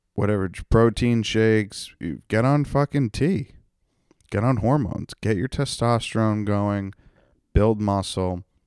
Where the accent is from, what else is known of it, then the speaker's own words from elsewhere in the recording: North Attleboro, Massachusetts, United States; my hometown of North Attleboro.